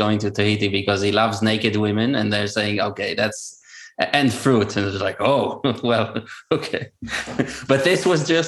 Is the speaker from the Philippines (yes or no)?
no; Israel; first language Hebrew; English is a second language; moved away as an adult; also born or lived in Georgia, United States; I did not speak Hebrew for 2 months. And this is my native language